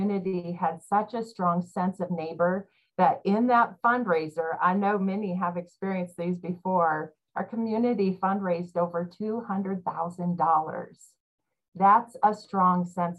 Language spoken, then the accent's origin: English; Iowa, United States; I grew up in Iowa